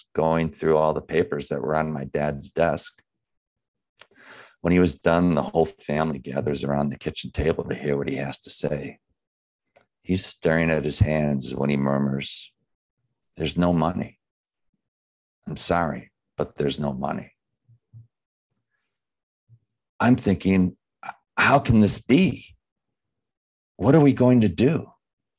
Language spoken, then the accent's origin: English; Chicago, Illinois, United States; growing up in Chicago